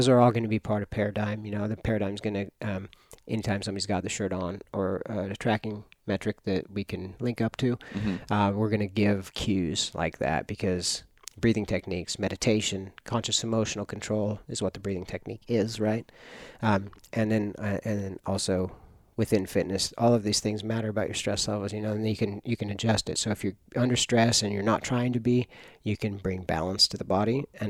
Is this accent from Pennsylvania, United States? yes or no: no; Myrtle Creek, Oregon, United States; I grew up in Myrtle Creek. I've had elk.